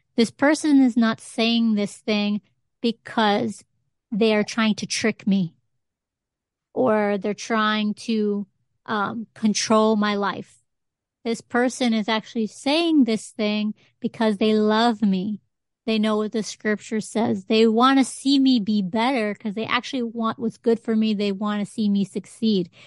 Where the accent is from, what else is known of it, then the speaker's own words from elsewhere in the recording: Connecticut, United States; Puerto Rican growing up in Connecticut